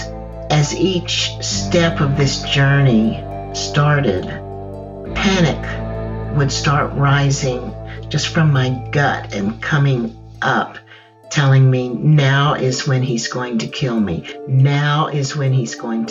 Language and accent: English; Texas, United States; Growing up in Texas, you hear Spanish all around you, even more so today, but even when I was growing up, you would hear Spanish.